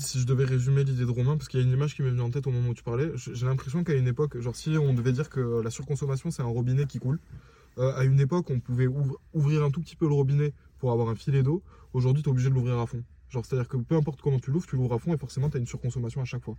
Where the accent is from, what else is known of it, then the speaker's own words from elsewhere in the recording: France; on est français